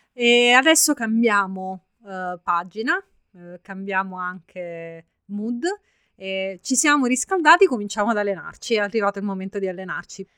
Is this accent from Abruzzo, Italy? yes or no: yes; Abruzzo, Italy; sono abruzzese